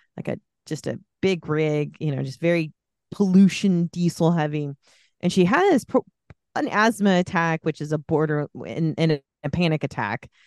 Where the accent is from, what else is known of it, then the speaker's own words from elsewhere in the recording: the Bay Area, California, United States; I grew up in the Bay Area